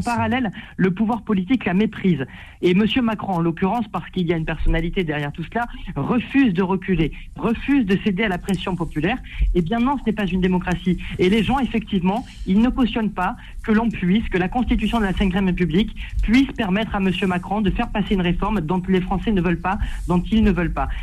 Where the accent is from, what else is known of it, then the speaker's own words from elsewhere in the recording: France; en tant que Français